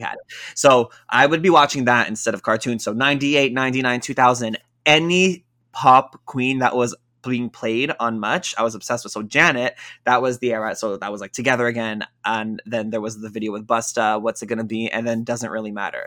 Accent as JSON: {"language": "English", "town": "Toronto", "region": "Ontario", "country": "Canada", "said": "I'm from Toronto."}